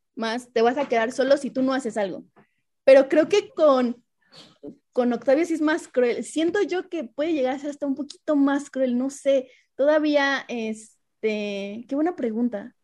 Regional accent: Mexico; nosotros como mexicanos

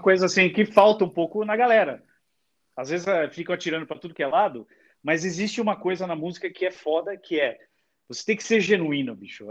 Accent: São Paulo, Brazil

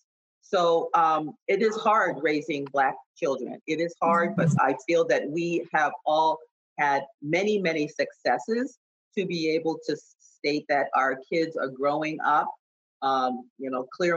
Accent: Boston, Massachusetts, United States; I grew up in Boston

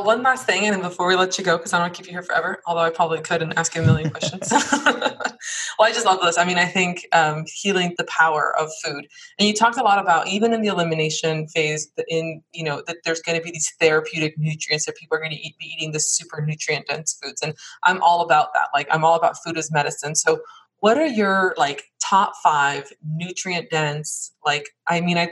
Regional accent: Miami, Florida, United States; also born or lived in San Diego / Hawaii; now in Virginia, United States; I'm from Miami. I lived in San Diego and then also Hawaii. But now we're in Virginia

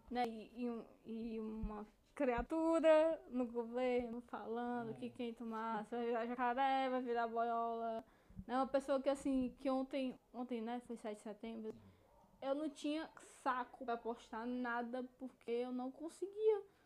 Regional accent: Brazil; E a gente é brasileiro

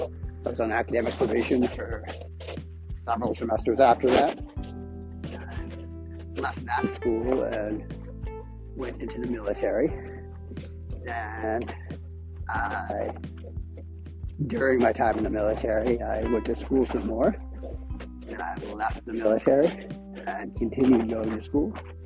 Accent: Maine, United States; I am from Southern Maine. I have been in Southern Maine for most of my life.

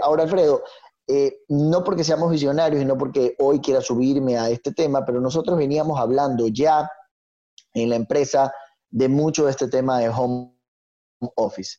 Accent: Ecuador; tenemos que trabajar como, como, ecuatorianos

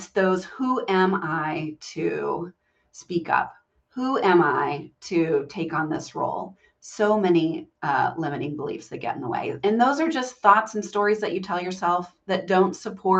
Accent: Southern Virginia, United States; I grew up in Southern Virginia and in a very Southern family

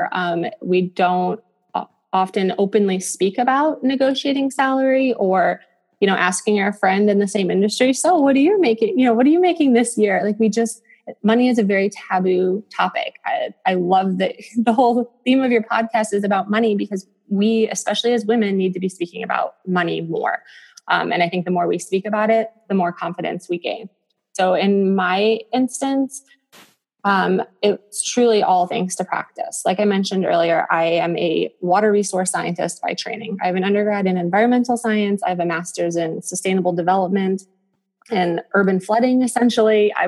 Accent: Western New York, United States; moved away as an adult; also born or lived in Buffalo, New York / Syracuse, New York / Northern Malawi / Cape Town, South Africa; now in Naperville, United States; my small town in Western New York

